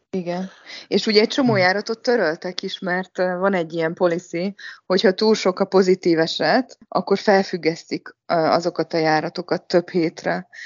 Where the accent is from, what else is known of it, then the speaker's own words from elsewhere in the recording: Hungary; now in Shanghai, China; Mi mindannyian Sankályban élő magyarok vagyunk